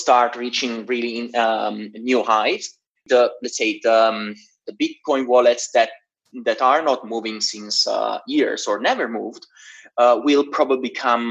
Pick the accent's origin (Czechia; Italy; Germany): Italy; Genoa, Liguria; moved away as an adult; also born or lived in Switzerland / London; my hometown in Genoa, in Italy